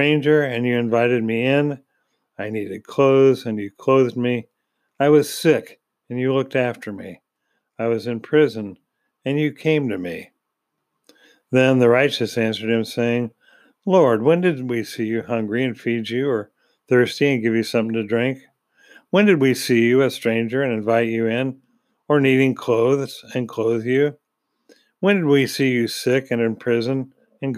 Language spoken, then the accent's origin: English; United States; being an American